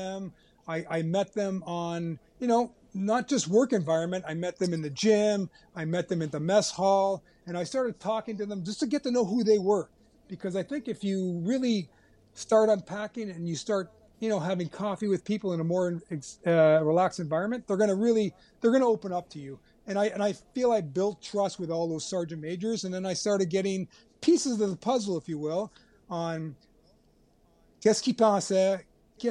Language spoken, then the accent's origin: English; Canada; being Canadian